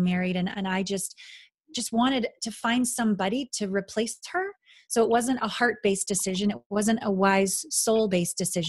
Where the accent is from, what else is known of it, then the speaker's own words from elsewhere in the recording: Canada; moved away as an adult; also born or lived in Kamloops, British Columbia / Japan; I'm a Canadian